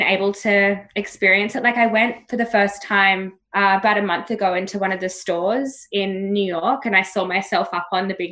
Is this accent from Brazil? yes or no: no; Australia; I've grown up being like, this Aussie girl's